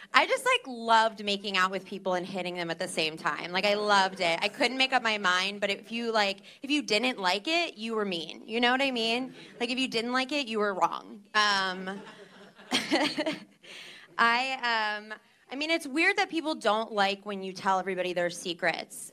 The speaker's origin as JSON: {"language": "English", "region": "New Jersey", "country": "United States", "said": "I am from New Jersey"}